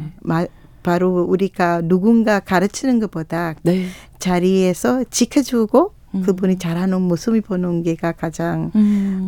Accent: Sri Lanka; Korean is a second language; moved away as an adult; now in Anyang, South Korea; 저는 아까 방금 전에 소개받았던 스리랑카에서, 스리 졸신하에서 네. 네. 아, 한국에 지금 한 23년 전에 아. 도착해서

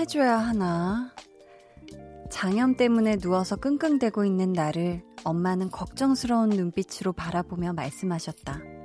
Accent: Seoul, South Korea; 서울이었긴 한데 막 주변에 다 비닐하우스 있고 거름 냄새 풍부한 그런 데서 제가 개울 이런 데 있고 이런 데서 자라서

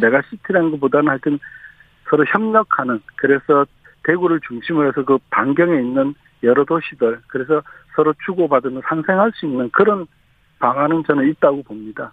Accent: Daegu, South Korea; 저도 고향이 대구니까

